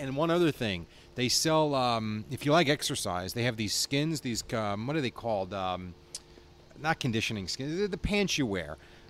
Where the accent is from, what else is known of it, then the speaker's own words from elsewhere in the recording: United States; We're from New Jersey, New York.